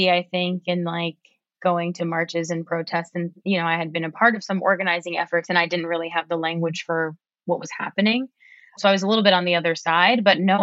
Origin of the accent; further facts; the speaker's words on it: New Haven, Connecticut, United States; now in Arlington, United States; I am from a small city in Connecticut called New Haven